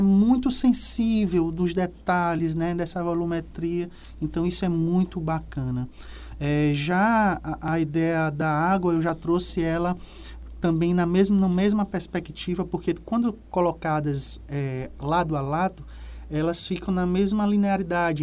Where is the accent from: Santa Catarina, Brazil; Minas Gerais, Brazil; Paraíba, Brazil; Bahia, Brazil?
Bahia, Brazil; Salvador; moved away; also born or lived in Piauí; Salvador, que é a minha terra natal